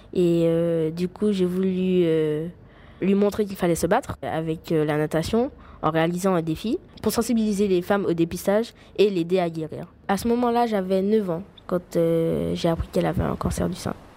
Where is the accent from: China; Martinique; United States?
Martinique; Je suis de la Martinique, une petite île française de la Caraïbe